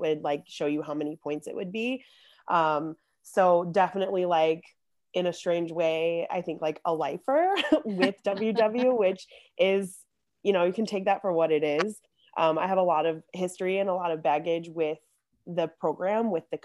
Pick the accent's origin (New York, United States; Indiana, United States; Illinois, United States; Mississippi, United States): Illinois, United States; Chicago; I'm also born and raised in Chicago, just like Jodene